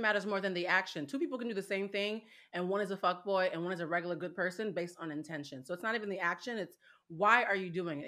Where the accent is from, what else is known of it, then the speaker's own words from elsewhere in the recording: Boston, Massachusetts, United States; I am from Boston, Massachusetts